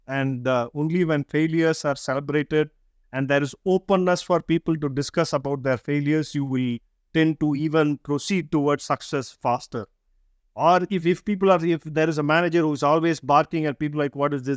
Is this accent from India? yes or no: yes; India; English is a second language; being Indian is we grow up in a diverse environment all our lives to different languages